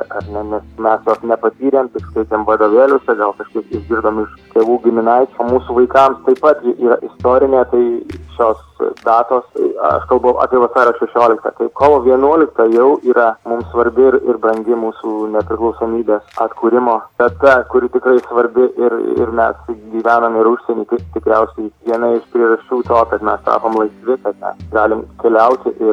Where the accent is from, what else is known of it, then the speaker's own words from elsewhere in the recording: Lithuania; moved away; Na, aš puikiai jaučiuosi, man labai smagu, aišku, grįžti į Lietuvą, į savo gimtą kraštą ir, ir groti saviems žmonėms, savo publikai